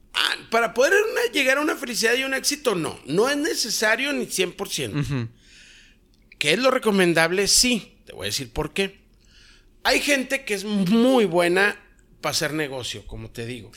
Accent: Mexico; en mi país

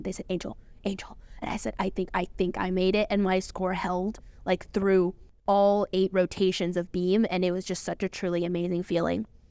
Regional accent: California, United States; moved away as an adult; now in Connecticut, United States; I'm from California

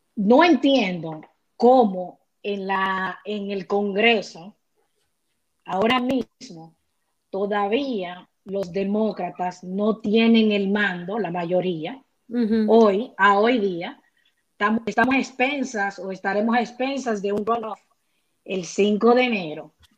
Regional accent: Dominican Republic; en buen dominicano

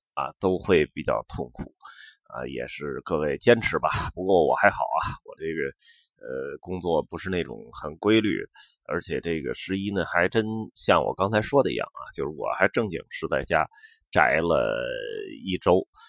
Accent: Beijing, China; 我们家那块儿呢，呃，属于就是需要门外，呃，现在很多地方都拆了啊

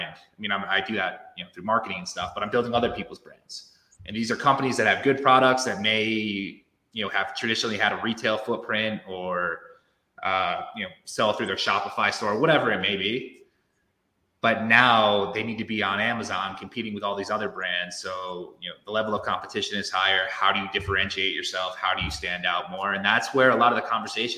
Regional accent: Connecticut, United States; moved away; I'm originally from Connecticut. I don't live there anymore

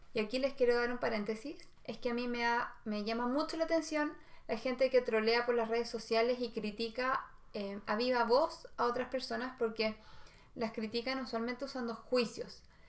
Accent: Santiago, Santiago Metropolitan Region, Chile; yo en realidad nací en Santiago

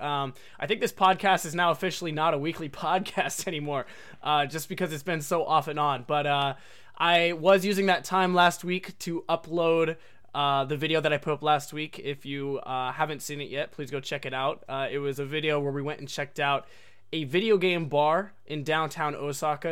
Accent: Oregon, United States; moved away as an adult; also born or lived in Japan; I was born and raised in Oregon my whole life, um, not necessarily in like downtown Portland

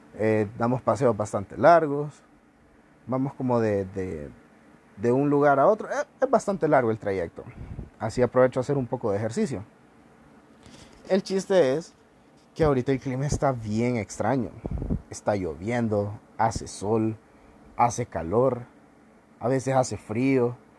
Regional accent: Honduras; Somos el futuro de Honduras

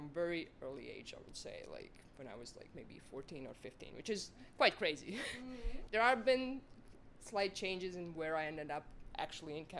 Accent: Latvia; moved away as an adult; now in Otago, New Zealand; I'm originally from Latvia

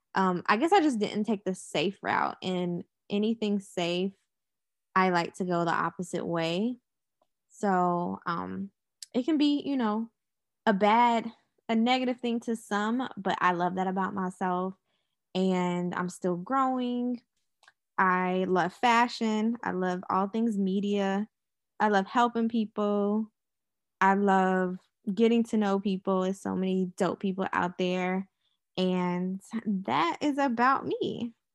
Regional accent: Charlotte, North Carolina, United States; I'm from Charlotte, North Carolina. I was born here

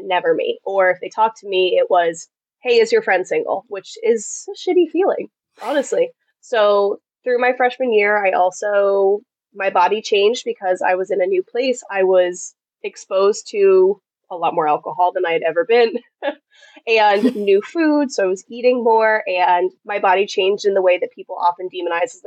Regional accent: Massachusetts, United States; moved away as an adult; also born or lived in South Carolina; I'm from Massachusetts, which is very northern United States culture.

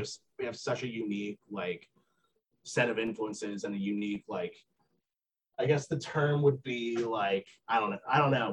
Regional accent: Vermont, United States; moved away as an adult; also born or lived in Boston; I grew up in Vermont

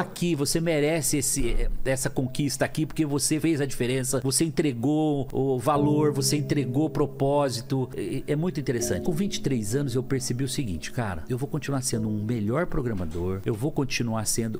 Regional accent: Lins, São Paulo, Brazil; also born or lived in Cafelândia; nasci em Cafelândia, morando em Lins com 3 anos de idade.

